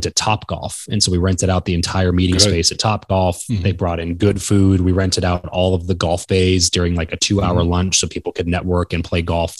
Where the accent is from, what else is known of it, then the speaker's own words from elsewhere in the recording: Southern California, United States; moved away; where I grew up in Southern California